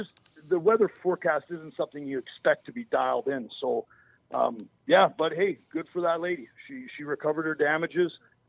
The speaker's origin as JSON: {"language": "English", "country": "Canada", "tie": "born or raised there", "said": "I'm from Canada. Obviously, you guys, Minnesota. I mean, the weather forecast when I grew up was never accurate."}